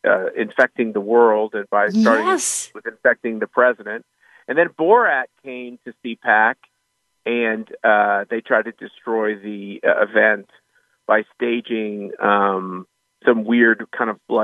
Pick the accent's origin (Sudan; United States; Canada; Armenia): United States; Wichita, Kansas; moved away; out in Wichita, my hometown